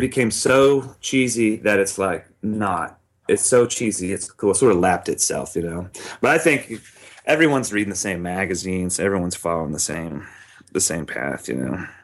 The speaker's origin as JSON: {"language": "English", "town": "Charlotte", "region": "North Carolina", "country": "United States", "tie": "born or raised there", "said": "my hometown in Charlotte"}